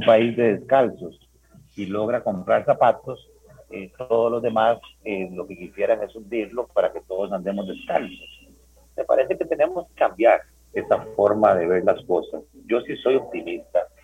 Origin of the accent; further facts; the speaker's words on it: Paraíso, Cartago, Costa Rica; yo soy de Paraíso